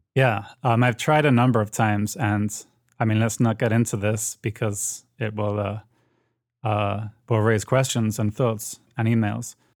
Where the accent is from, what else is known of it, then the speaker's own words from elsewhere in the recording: United Kingdom; accent: British; moved away as an adult; now in United States; the British accent